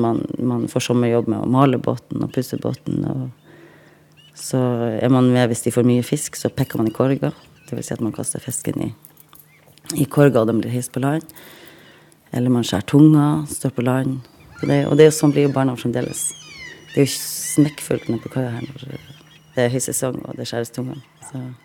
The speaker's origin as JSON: {"language": "Norwegian", "town": "Reine", "region": "Nordland", "country": "Norway", "tie": "born or raised there", "said": "Født og oppvokst på Rein i Lofoten, og jeg er 40 år."}